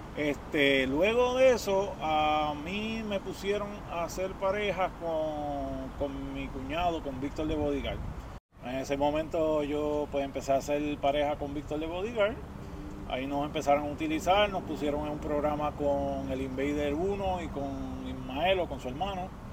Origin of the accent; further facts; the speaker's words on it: Puerto Rico; fue en Puerto Rico. Eh, de chamaquito